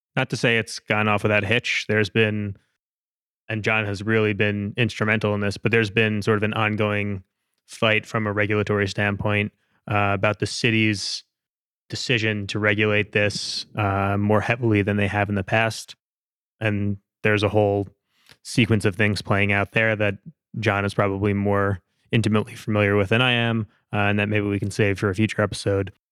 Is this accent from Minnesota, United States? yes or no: no; New Jersey, United States; I grew up in New Jersey. I grew up going to the Jersey Shore